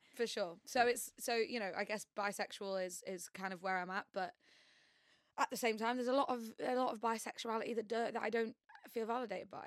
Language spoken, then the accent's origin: English; York, Yorkshire and the Humber, United Kingdom; moved away as an adult; now in London, United Kingdom; I'm originally from York, not the most queer uh, place on earth.